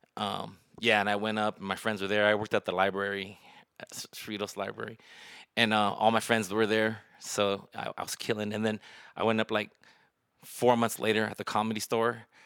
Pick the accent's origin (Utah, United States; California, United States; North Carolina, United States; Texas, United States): California, United States; Cerritos; now in Las Vegas, United States; I was from Cerritos